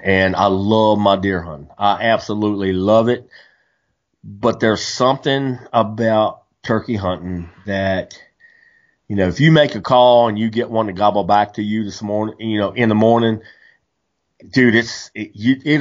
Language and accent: English; West Virginia, United States; growing up in West Virginia, my grandma, she raised turkeys